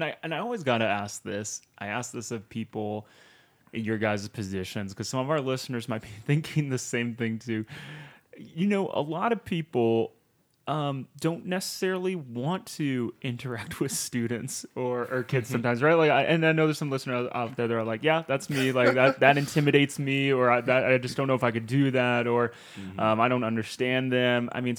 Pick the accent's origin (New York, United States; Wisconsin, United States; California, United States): Wisconsin, United States; now in Utah, United States; I come from Wisconsin, where there's funny names that are like basically Native American tribes, like Mukwonago and like Muskego.